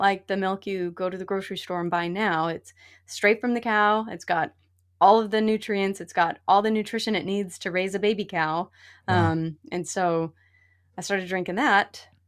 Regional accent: Utah, United States; So I grew up in Utah

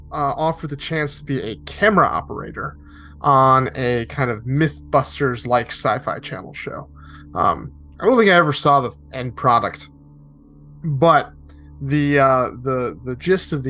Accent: Connecticut, United States; moved away; also born or lived in Arizona / Los Angeles; I grew up in Connecticut

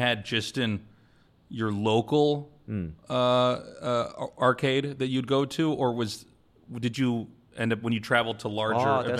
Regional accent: Kansas City, United States; born or raised there; moved away as an adult; also born or lived in Korea; now in South Korea

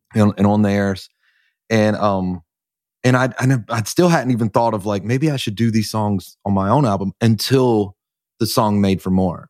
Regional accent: North Carolina, United States; I'm from North Carolina, just a little church in a little country town. like, an hour outside of Charlotte

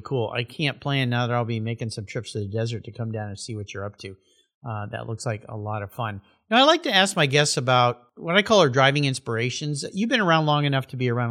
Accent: San Diego, California, United States; I grew up in San Diego.

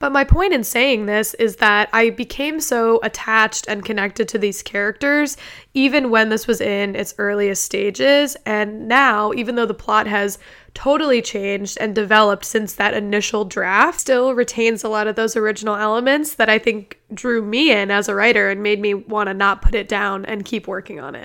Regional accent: Ohio, United States; my home state of Ohio

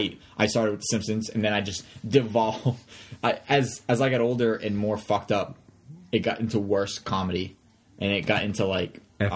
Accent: Rhode Island, United States; we come from Rhode Island

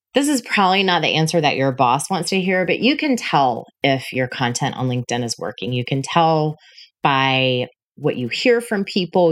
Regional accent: Panama City, Florida, United States; moved away as an adult; also born or lived in Tallahassee / Denver; my hometown of Panama City

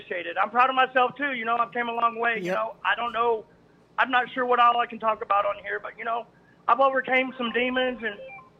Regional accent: Amarillo, Texas, United States; now in Midland, United States; I am originally from Amarillo, Texas. I've been living in Midland for right at 20 years.

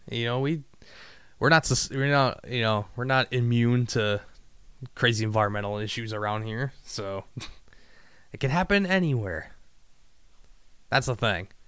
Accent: Mexico; Me neither, and I'm Mexican.

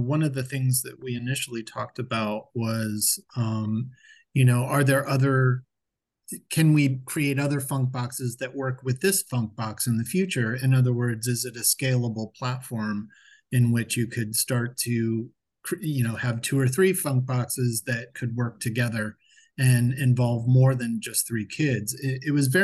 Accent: Akron, Ohio, United States; now in Dayton, United States; I'm actually originally from Akron, Ohio

